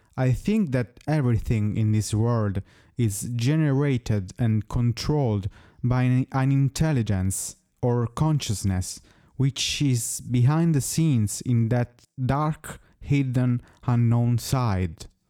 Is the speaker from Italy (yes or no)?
yes; Italy; first language Italian; English is a second language; I also sing in my native language, which is, as you may guess, Italian